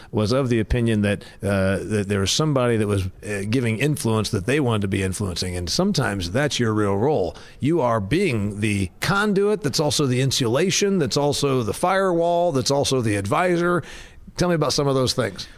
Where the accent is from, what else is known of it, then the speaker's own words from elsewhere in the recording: Indiana, United States; I'm from Indiana